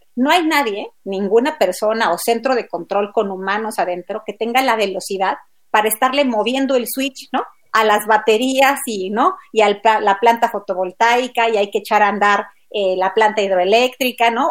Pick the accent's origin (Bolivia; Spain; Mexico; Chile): Mexico; como mexicanos